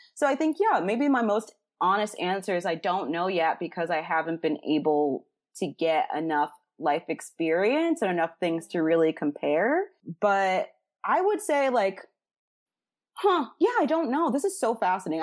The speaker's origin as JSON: {"language": "English", "town": "Chicago", "region": "Illinois", "country": "United States", "said": "I was from Chicago"}